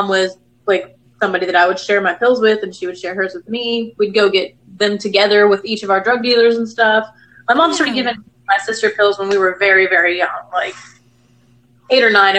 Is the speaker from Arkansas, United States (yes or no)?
yes; Northwest Arkansas, United States; now in Virginia, United States; I'm from Northwest Arkansas, and it's right along the Ozarks and Beaver Lake